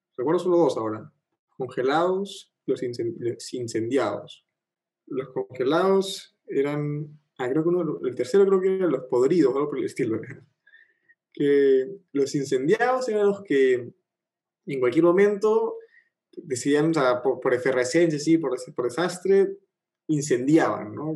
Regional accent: Peru; más los peruanos, más peruanos que nunca

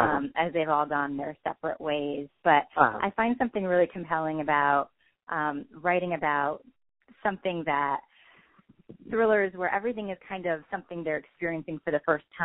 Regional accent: New Jersey, United States; moved away as an adult; now in North Carolina, United States; I grew up in New Jersey, and I moved to North Carolina about 12 years ago

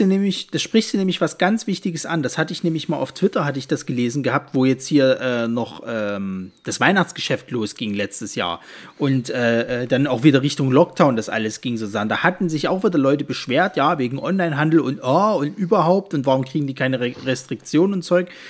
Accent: Leipzig, Saxony, Germany; bei uns in Leipzig

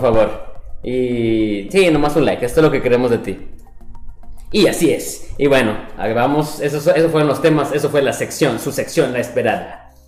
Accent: Mexico; estoy intentando hablar mexicano siendo mexicano

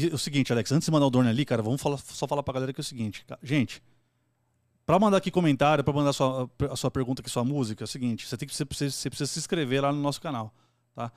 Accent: São Paulo, Brazil; a gente também é lá, da, lá de Itaquera

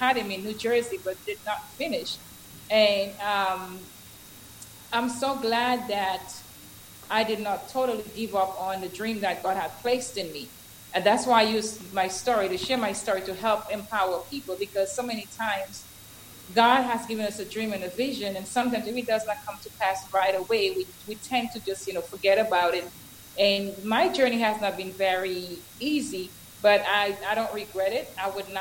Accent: Dominica; moved away as an adult; I am originally from Culibistri in Dominica.

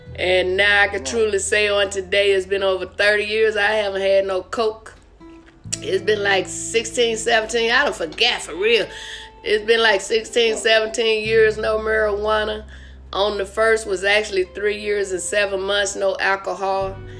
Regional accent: Arkansas, United States; now in Las Vegas, United States; I'm from Arkansas

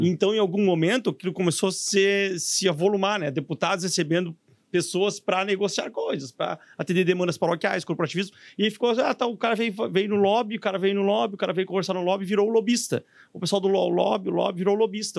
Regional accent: Santa Maria, Rio Grande do Sul, Brazil; somos de Santa Maria, eu também sou de lá

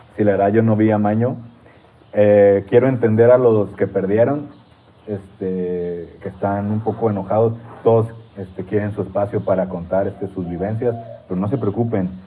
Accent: Torreón, Coahuila, Mexico; yo soy de Torreón

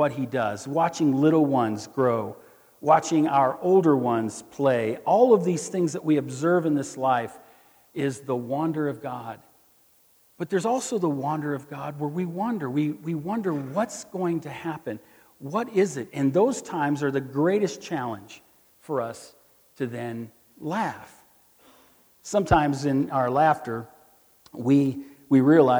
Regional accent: Missouri, United States; I'm from Missouri

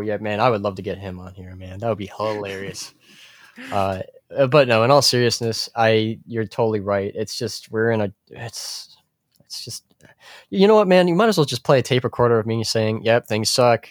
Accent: United States; I'm an American man. I'm a true American

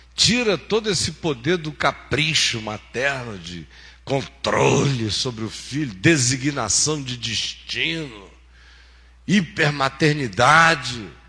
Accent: Amazonas, Brazil; quando eu era menino no Amazonas

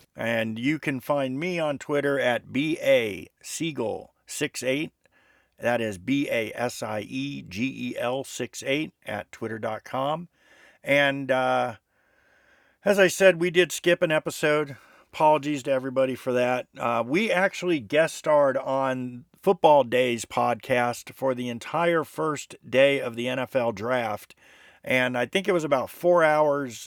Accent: South Florida, United States; I grew up with him in South Florida

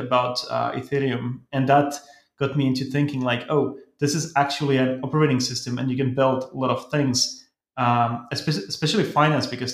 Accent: Helsinki, Uusimaa, Finland; I come from Finland, Helsinki

